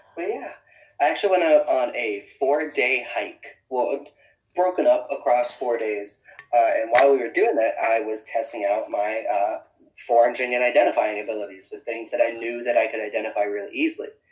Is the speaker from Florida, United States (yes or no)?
yes; Florida, United States; moved away; I grew up in Florida